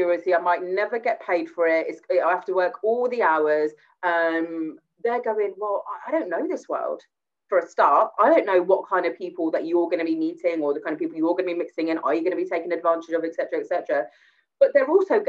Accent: Gravesend, South East England, United Kingdom; it was in Gravesend, so it was in my hometown as well.

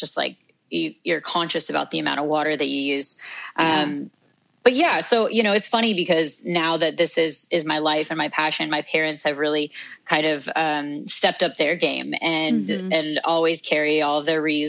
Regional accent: Santa Fe, New Mexico, United States; I grew up in Santa Fe, New Mexico

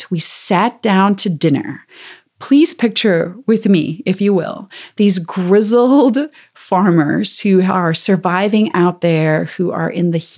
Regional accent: South Africa; I'm from South Africa originally, so I have this accent that comes and goes.

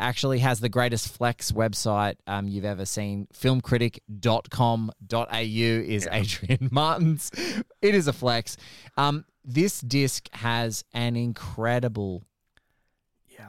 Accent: Australia; as an Aussie

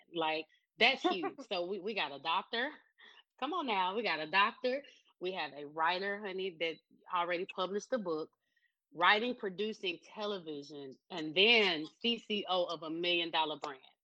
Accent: Pine Bluff, Arkansas, United States; moved away; Pine Bluff, Arkansas is where I was born and raised

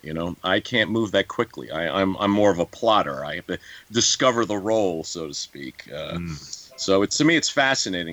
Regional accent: New York, United States; I'm from New York

